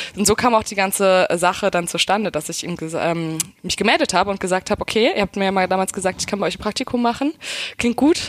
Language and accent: German; Brandenburg, Germany; also born or lived in Berlin; Ich bin Berlinerin, ja. Ähm, ich komme aus äh, Hinterpankow